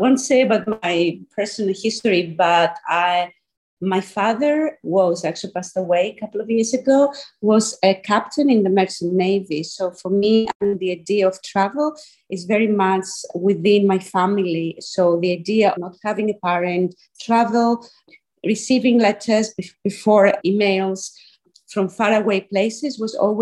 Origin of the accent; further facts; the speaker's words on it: Athens, Attica, Greece; moved away as an adult; also born or lived in Scotland, United Kingdom; now in Athens, Greece; I am originally from Athens, from Greece, but I've been away for about 20 years studying and then working in the UK and more specifically in Scotland